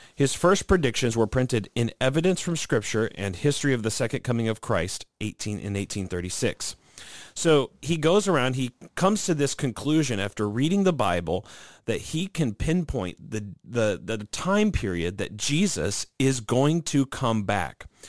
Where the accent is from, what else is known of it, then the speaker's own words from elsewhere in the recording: St. Louis, Missouri, United States; my hometown team